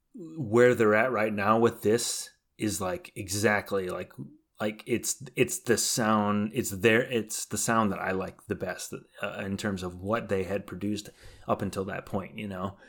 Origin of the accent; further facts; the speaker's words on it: Chicago, Illinois, United States; we're from Chicago